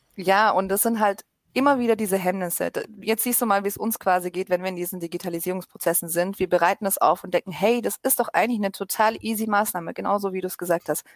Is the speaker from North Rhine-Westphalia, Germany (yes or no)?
no; Stuttgart, Baden-Württemberg, Germany; ich komme aus Stuttgart